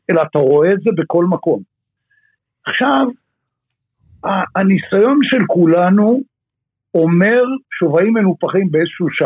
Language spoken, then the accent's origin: Hebrew; Israel; ומה שאנחנו טובים בתור ישראלים